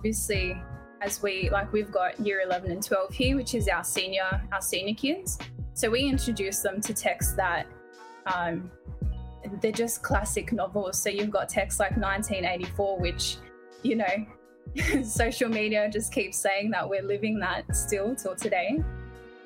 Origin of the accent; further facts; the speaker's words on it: Sydney, New South Wales, Australia; I grew up in Sydney and I'm 30